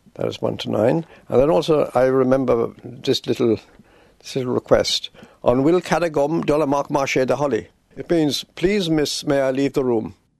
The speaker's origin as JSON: {"language": "English", "town": "Belfast", "region": "Northern Ireland", "country": "United Kingdom", "tie": "born or raised there", "said": "I was brought up in East Belfast, in a very Protestant area"}